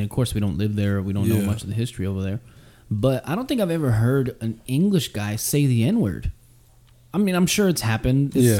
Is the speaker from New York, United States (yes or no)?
no; Texas, United States; As a Texan, I think it's in our blood to say fuck Oklahoma.